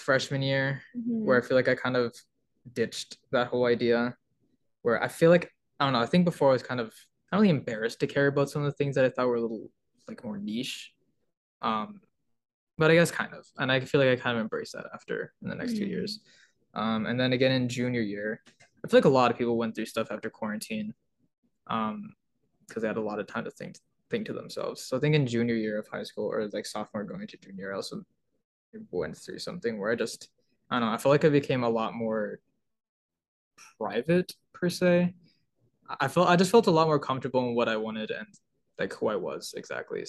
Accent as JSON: {"language": "English", "country": "United States", "tie": "born or raised there", "also_born_or_lived": "Peru", "said": "Then I went to elementary school in my hometown. I've never moved in my life ever."}